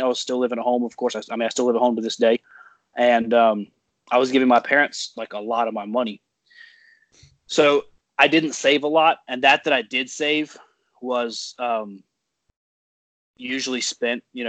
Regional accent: North Carolina, United States; also born or lived in Ohio; I was born in Ohio, and then I moved here to North Carolina, or my family moved here to North Carolina when I was 5 years old

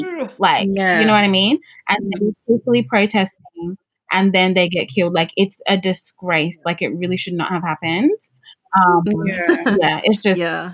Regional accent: Melbourne, Victoria, Australia; also born or lived in Lagos, Nigeria; I was born in Lagos. Lagos, babe. Shout out to my hometown. And I came to Melbourne around 5, but I'm very much like, obviously, I'm Aussie now.

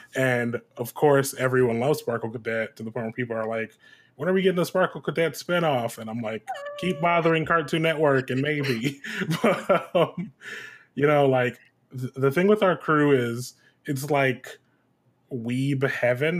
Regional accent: Detroit, Michigan, United States; I'm originally from Detroit, Michigan. That's where I was born and raised

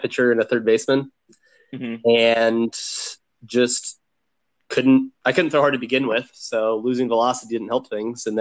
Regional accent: Phoenix, Arizona, United States; I am born and raised in Phoenix, and I've never left and never planned

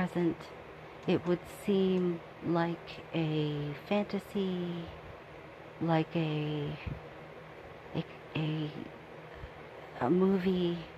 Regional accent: the South, United States; I was born in the South

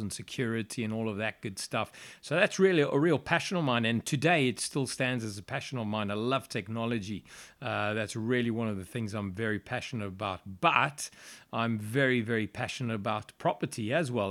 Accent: Johannesburg, Gauteng, South Africa; moved away as an adult; now in United Kingdom; I'm actually South African, born and raised in Johannesburg, South Africa. Uh, I lived there all my life until I came here in 2003.

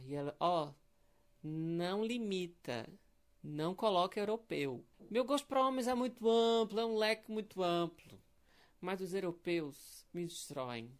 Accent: Pernambuco, Brazil; now in Belo Horizonte, Brazil; Eu sou pernambucano, eu tô vivendo em Belo Horizonte atualmente.

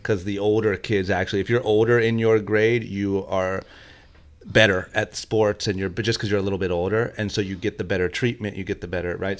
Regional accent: Akron, Ohio, United States; now in California, United States; when I was growing up, I'm from Akron, Ohio

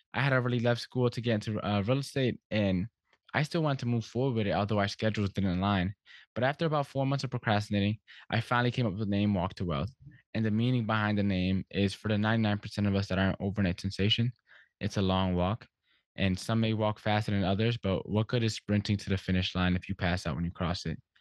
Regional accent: Stamford, Connecticut, United States; I grew up here in, in Stamford, Connecticut

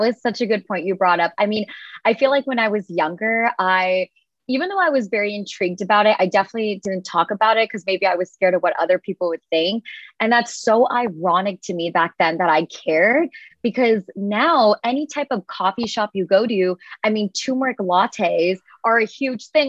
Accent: United States; I'm like firstborn generation here in the United States

